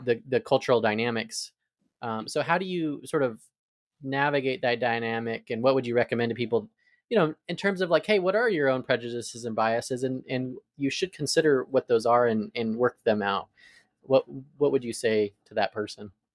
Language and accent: English; Arizona, United States; now in Atlanta, United States; I'm from Arizona, so I moved to the South